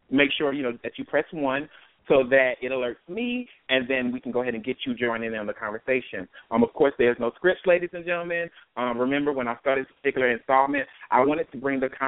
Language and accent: English; Fort Lauderdale, Florida, United States; from Fort Lauderdale, Florida, and you're listening to the Real Raw and Uncut Anniversary Edition.